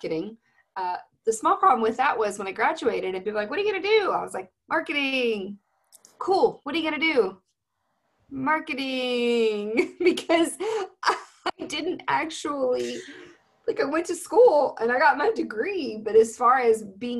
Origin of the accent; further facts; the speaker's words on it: Texas, United States; I'm from Texas